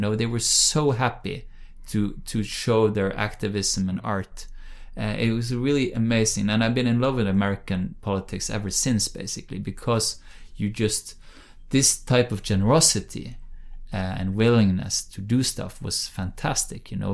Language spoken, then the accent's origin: English; Bergen, Vestland, Norway; English is a second language; my hometown of Bergen on the West Coast